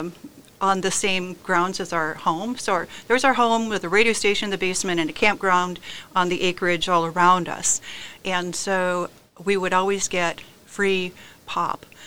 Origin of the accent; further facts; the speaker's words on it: Sioux Falls, South Dakota, United States; I am from Sioux Falls. Born and raised in Sioux Falls